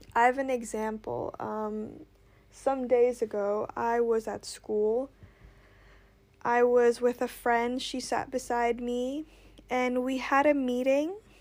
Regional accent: Indonesia; I grew up in Indonesia

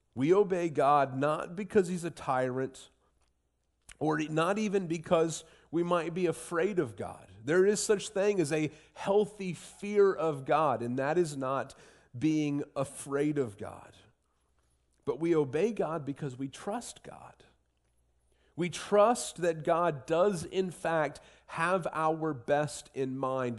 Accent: Southwestern Ohio, United States; moved away; I grew up in Southwestern Ohio

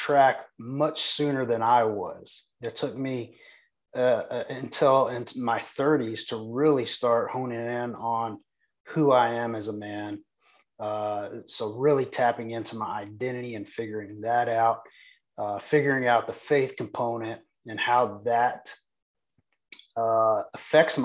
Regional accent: Texas, United States; I'm just a small town Texas boy. I was born and raised in Texas.

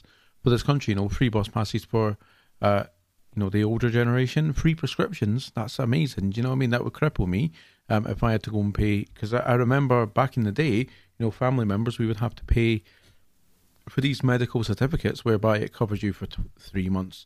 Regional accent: Scotland, United Kingdom; I'm from Scotland

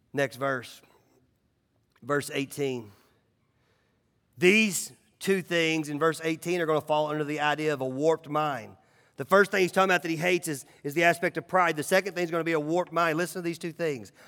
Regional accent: Nashville, Tennessee, United States; growing up in Nashville

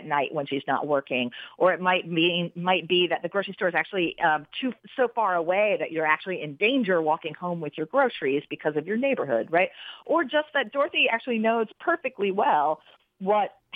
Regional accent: Troy, New York, United States; my hometown of Troy, New York

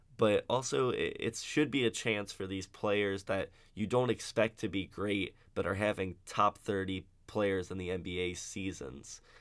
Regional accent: Cincinnati, Ohio, United States; I'm from Cincinnati

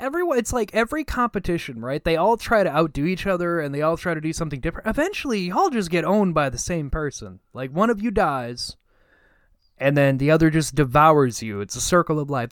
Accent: United States; I'm an American.

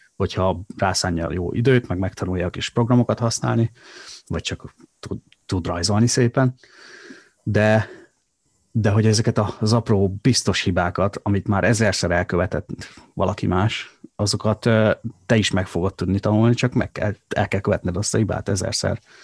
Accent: Szabolcs-Szatmár-Bereg, Hungary; accent: Szabolcs dialect; moved away; szabolcs, szabolcsiak vagyunk, és uh, egy nagyon erős tájszólás uh, jellemzi ezt a, ezt a vidéket

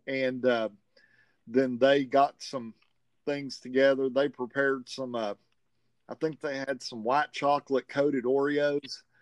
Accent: the South, United States; accent: southern; with my southern accent

